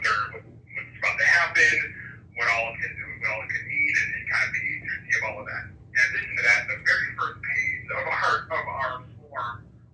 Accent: California, United States; moved away; I'm from California.

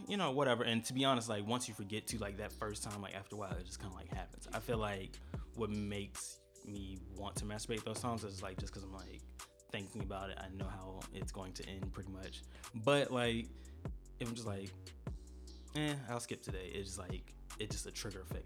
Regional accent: St. Petersburg, Florida, United States; now in Atlanta, United States; born and raised in St. Petersburg, Florida

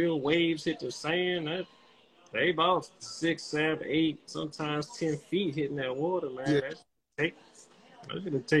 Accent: the South, United States; I'm from the South for real, man. Born and raised in the South.

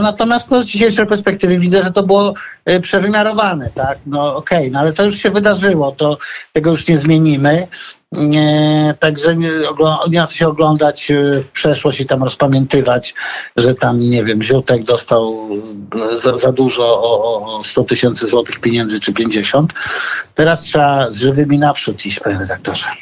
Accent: Podlaskie Voivodeship, Poland; ja tam jestem chłopak z Podlasia

